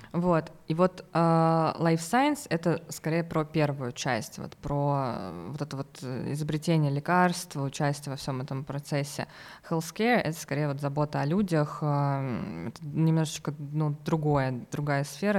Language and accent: Russian; Voronezh, Voronezh Oblast, Russia; also born or lived in Moscow; я вообще из Воронежа.